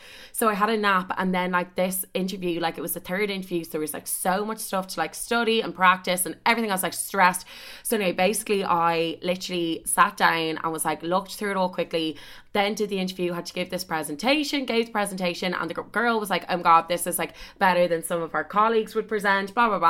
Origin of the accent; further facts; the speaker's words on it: Ireland; oh, I'm from Ireland. I only came over last week. Literally, I've only been here like a week and a day.